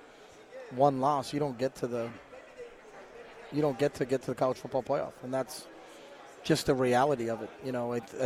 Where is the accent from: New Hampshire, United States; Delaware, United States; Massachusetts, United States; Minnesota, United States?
New Hampshire, United States; moved away; I'm from New Hampshire